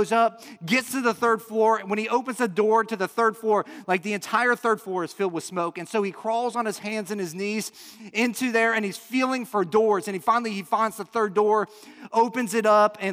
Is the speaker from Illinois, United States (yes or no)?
yes; Chicago, Illinois, United States; I'm from the Chicago area